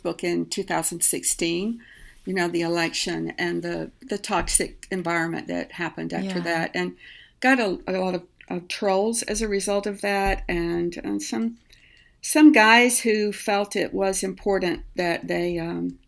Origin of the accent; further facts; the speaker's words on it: South Carolina, United States; moved away; I grew up in rural South Carolina outside of Greenville, which is now not a rural area